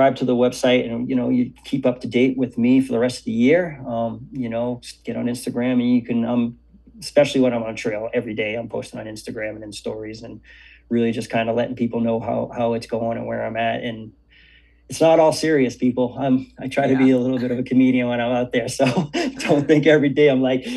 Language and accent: English; Cambridge, Massachusetts, United States; growing up in Cambridge, Boston area